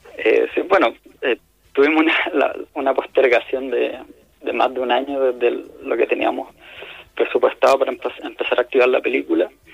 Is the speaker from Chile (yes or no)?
yes; Vallenar, Atacama, Chile; nosotros somos de Vallenar